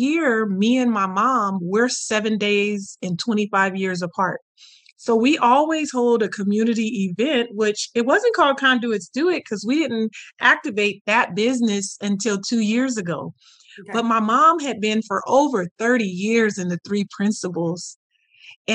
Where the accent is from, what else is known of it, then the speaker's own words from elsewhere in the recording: Merced, California, United States; I'm from Merced, California in the USA